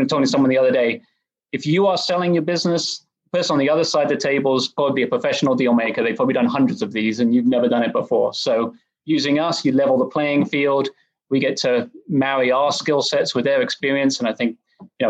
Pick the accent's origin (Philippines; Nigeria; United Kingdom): United Kingdom; England; moved away as an adult; also born or lived in Oxford, England; now in Dallas, United States; I grew up in England. I went to undergrad over there at Oxford. And after that, I moved over to Dallas